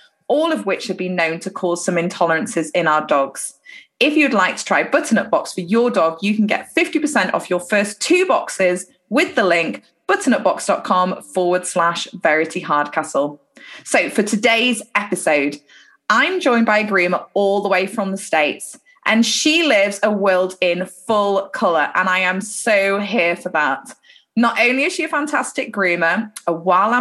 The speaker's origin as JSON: {"language": "English", "country": "United Kingdom"}